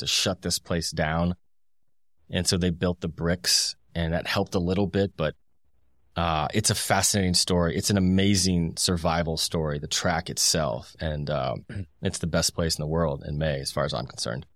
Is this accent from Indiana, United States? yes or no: yes; Indianapolis, Indiana, United States; I grew up in Indianapolis in the two thousands.